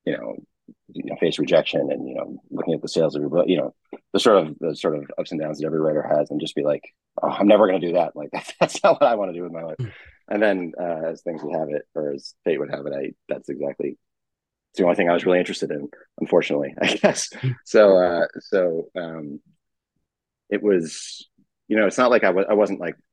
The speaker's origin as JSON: {"language": "English", "area": "Boston area", "region": "Massachusetts", "country": "United States", "also_born_or_lived": "New York / New Hampshire", "moved": "as an adult", "said": "I'm from the area originally, lived in New York and then New Hampshire for a while and then moved back"}